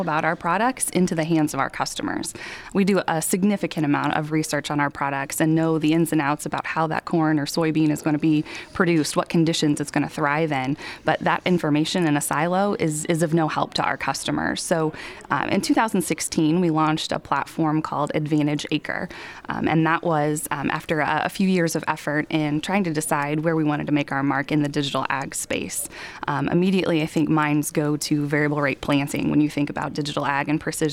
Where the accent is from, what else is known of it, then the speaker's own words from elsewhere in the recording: Danville, Indiana, United States; I grew up in Danville, Indiana, so just west of Indianapolis.